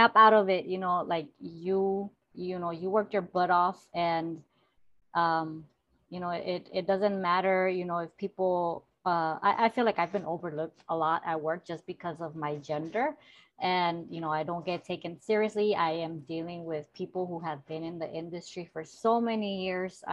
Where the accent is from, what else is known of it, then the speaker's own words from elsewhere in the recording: Los Angeles, California, United States; I was raised in South Central Los Angeles